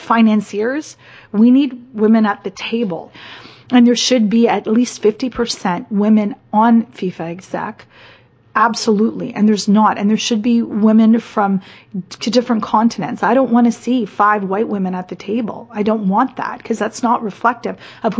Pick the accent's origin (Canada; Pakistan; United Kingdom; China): Canada; I'm Canadian.